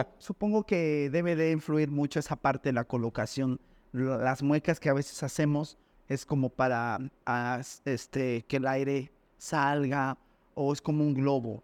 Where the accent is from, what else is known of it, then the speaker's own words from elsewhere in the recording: Mexico City, Mexico; en el barrio de donde yo vengo pues la, situación era complicada